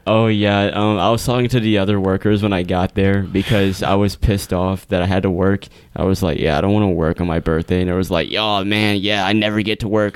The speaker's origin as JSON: {"language": "English", "country": "United States", "said": "we're American"}